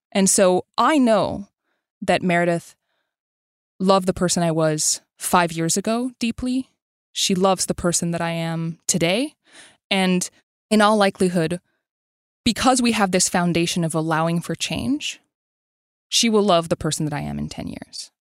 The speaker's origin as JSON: {"language": "English", "town": "Montreal", "region": "Quebec", "country": "Canada", "tie": "born or raised there", "said": "I grew up in Montreal"}